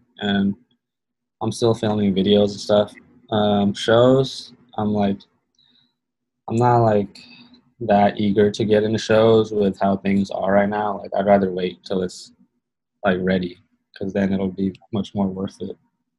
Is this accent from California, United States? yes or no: yes; California, United States; he used to BMX in Arizona and I was from California and used to skate and like be a little punk.